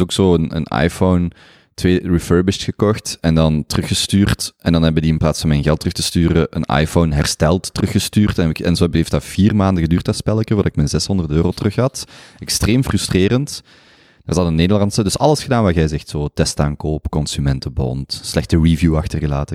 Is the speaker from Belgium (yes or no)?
yes; Belgium; als Belg